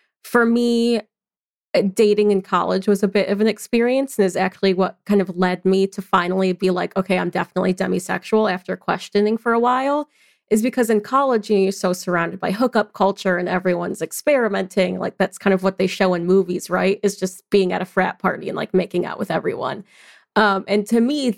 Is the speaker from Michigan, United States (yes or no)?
yes; Michigan, United States; moved away as an adult; now in Baton Rouge, United States; I'm also from Michigan, and I recently moved down to Baton Rouge, Louisiana with my partner